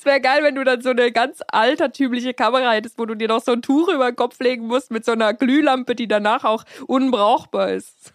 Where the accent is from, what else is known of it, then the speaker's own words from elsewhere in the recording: Switzerland; also born or lived in United States; ich bin in Amerika geboren, aber dann wurde ich, als ich sehr klein war, noch nach, nach äh, in die Schweiz transportiert